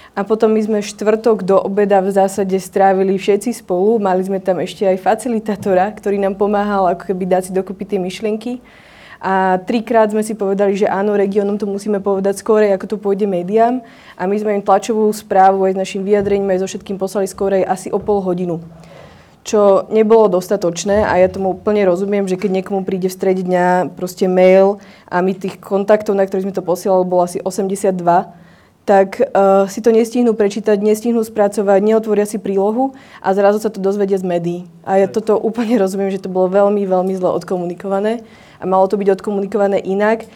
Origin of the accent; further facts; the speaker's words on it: central Slovakia, Slovakia; ja napríklad osobne som zo stredného Slovenska, z malého mesta